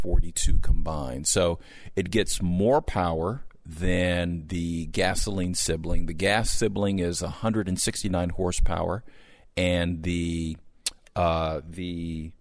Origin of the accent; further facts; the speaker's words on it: Southern California, United States; I grew up in Southern California